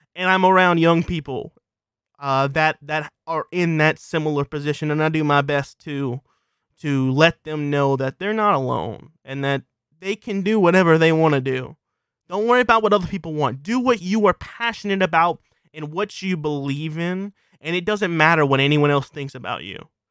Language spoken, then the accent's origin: English; South Louisiana, United States; I'm from South Louisiana